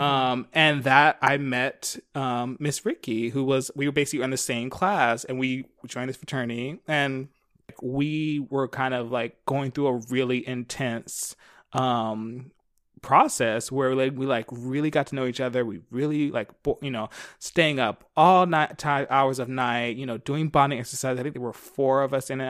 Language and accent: English; Philadelphia, Pennsylvania, United States; I grew up in Philly